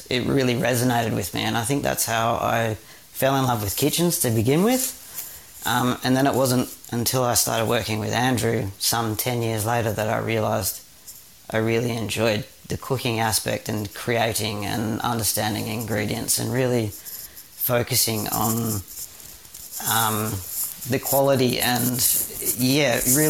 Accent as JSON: {"language": "English", "town": "Perth", "region": "Western Australia", "country": "Australia", "tie": "born or raised there", "said": "I'm a Perth boy, so I grew up in Western Australia."}